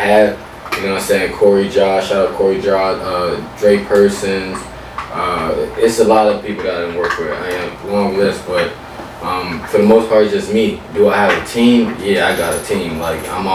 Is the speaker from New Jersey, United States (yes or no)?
yes; Camden, New Jersey, United States; also born or lived in West Philadelphia, Pennsylvania; now in Richmond, United States; I'm from Camden, New Jersey, in West Philadelphia.